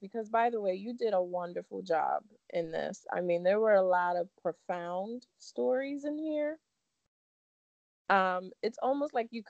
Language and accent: English; La Vega, Dominican Republic; moved away; I'm from La Vega. That's where I was born.